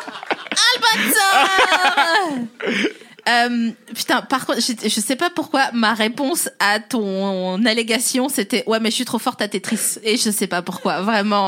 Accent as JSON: {"language": "French", "area": "the East", "region": "eastern France", "country": "France", "said": "Moi, je viens de l'Est"}